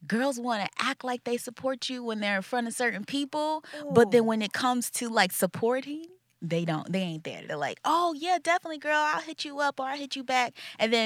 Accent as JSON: {"language": "English", "region": "North Carolina", "country": "United States", "moved": "as an adult", "lives_now": "New York City, United States", "said": "I'm from North Carolina, but I was living in South Carolina because I'm in the military as well."}